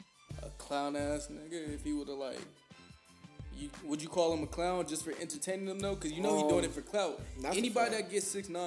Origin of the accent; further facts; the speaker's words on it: Bay Area, California, United States; moved away as an adult; now in South Dakota, United States; Now, I'm originally from the Bay Area, California.